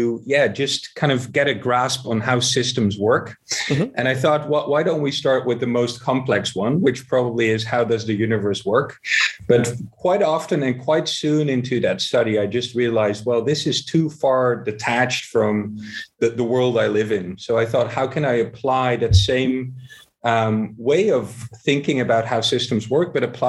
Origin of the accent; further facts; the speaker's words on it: Amsterdam, North Holland, Netherlands; here in Amsterdam, my hometown